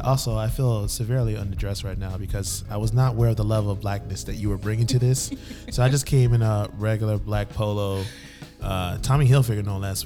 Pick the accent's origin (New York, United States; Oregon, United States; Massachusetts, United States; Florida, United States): Florida, United States; Miami; also born or lived in New Jersey; I grew up in Miami for most of my life, and growing up in, in Miami-Dade County, shout out to three oh five